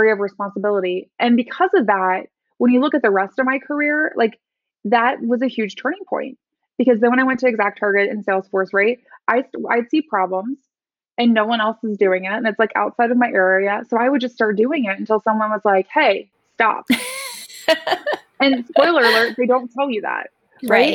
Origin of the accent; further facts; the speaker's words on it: Midwest, United States; I grew up in the Midwest.